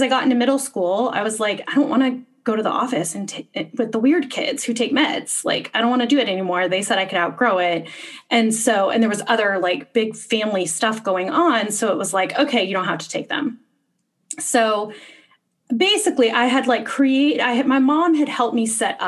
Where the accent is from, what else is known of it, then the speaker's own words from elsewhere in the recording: Texas, United States; moved away as an adult; also born or lived in Boston; I was growing up in Texas